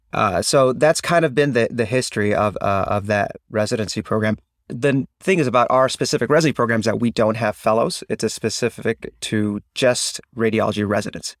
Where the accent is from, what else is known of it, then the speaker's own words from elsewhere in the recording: Chicago, Illinois, United States; also born or lived in Ann Arbor, Michigan; I'm actually from the Chicagoland area